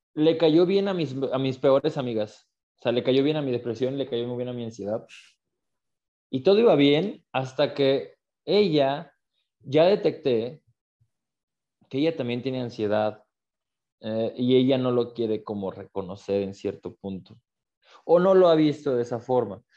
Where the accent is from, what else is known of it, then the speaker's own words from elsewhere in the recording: Aguascalientes, Mexico; yo soy de Aguascalientes, yo vivo en Aguascalientes